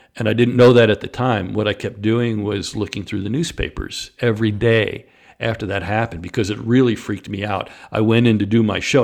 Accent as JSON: {"language": "English", "region": "New York", "country": "United States", "tie": "born or raised there", "also_born_or_lived": "Chicago", "moved": "yes", "lives_now": "Jacksonville, United States", "said": "I grew up in New York, um, a white kid in New York"}